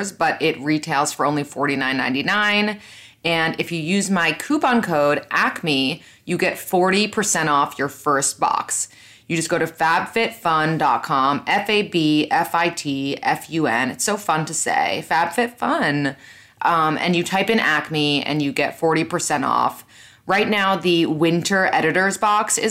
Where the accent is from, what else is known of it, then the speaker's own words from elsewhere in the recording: New York, United States; I was born and raised in New York. I'm still living in New York.